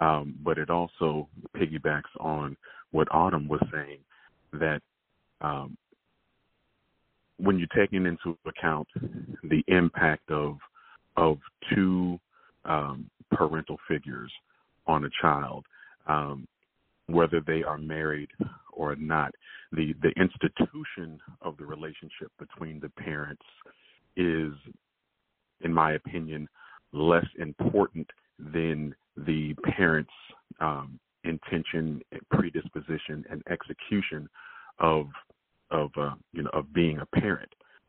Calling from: Tallahassee, Florida, United States; I'm calling from Tallahassee, Florida.

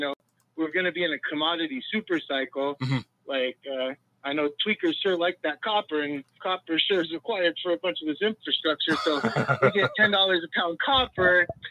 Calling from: Claremont, California, United States; from Claremont, California.

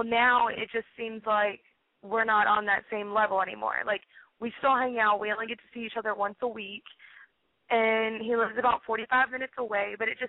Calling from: Houston, Texas, United States; I'm 21 years old, and I live in Houston, Texas.

